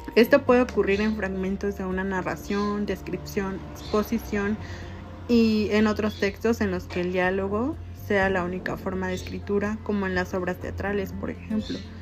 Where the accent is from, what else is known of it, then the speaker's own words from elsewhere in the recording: Mexico; nosotros como mexicanos